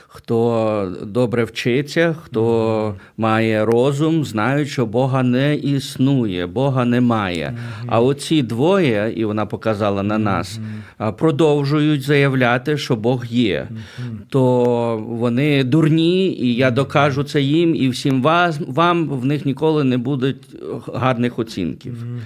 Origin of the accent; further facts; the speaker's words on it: Berdychiv, Zhytomyr Oblast, Ukraine; now in United States; я виріс в Бердичеві, в Житомирській області